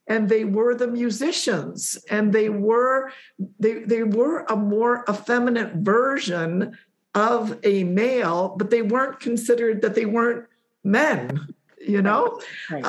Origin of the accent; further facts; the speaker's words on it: Poland; born there; Again, I was born in Poland, raised by two Polish parents.